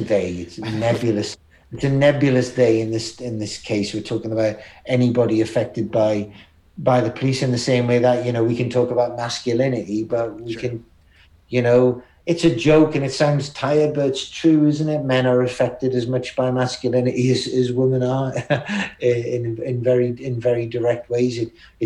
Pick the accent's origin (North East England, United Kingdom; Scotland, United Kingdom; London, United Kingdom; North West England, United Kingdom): North East England, United Kingdom; Newcastle upon Tyne; I was from Newcastle